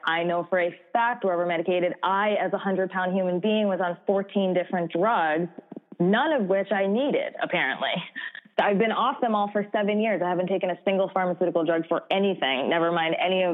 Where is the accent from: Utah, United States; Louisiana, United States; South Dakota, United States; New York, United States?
New York, United States; I grew up in New York